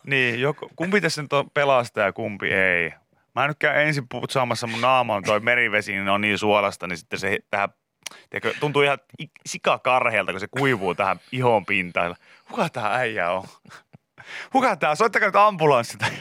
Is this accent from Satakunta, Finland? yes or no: yes; Pori, Satakunta, Finland; mä oon tietysti kotoisin niin Porista